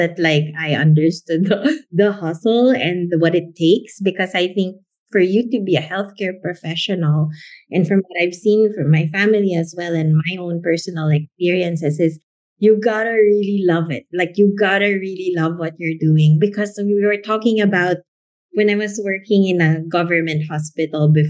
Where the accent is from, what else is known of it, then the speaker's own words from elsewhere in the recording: Philippines; I was born and raised in the Philippines